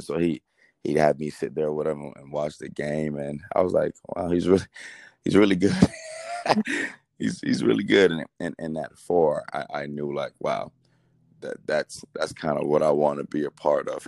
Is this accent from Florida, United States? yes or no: yes; Miami, Florida, United States; also born or lived in Nigeria; being from Miami